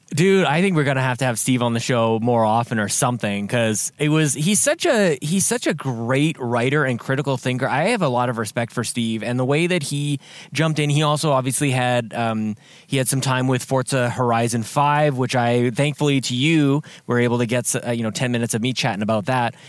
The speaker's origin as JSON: {"language": "English", "country": "Canada", "moved": "yes", "said": "back into my home country"}